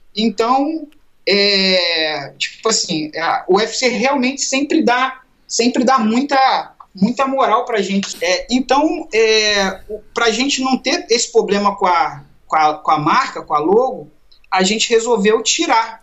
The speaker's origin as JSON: {"language": "Portuguese", "region": "Rio de Janeiro", "country": "Brazil", "said": "eu sou lá do Rio"}